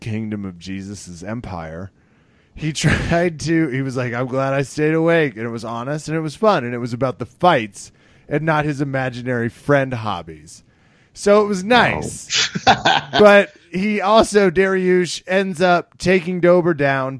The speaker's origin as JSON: {"language": "English", "town": "Wichita", "region": "Kansas", "country": "United States", "tie": "born or raised there", "said": "my hometown"}